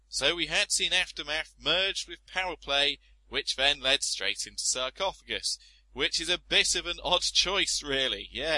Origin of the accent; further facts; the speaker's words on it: United Kingdom; But being British, I refused to give up and come home early and sat the 4 days out.